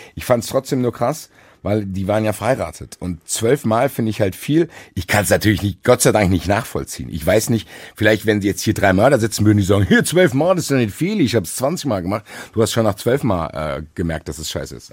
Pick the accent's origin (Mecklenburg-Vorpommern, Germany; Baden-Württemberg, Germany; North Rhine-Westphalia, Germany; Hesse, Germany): Hesse, Germany; Frankfurt; ich bin Frankfurter